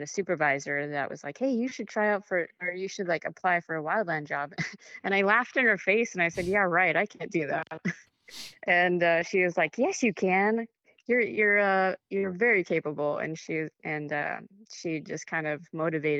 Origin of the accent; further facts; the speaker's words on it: Wyoming, United States; now in South Carolina, United States; I was born and raised in Wyoming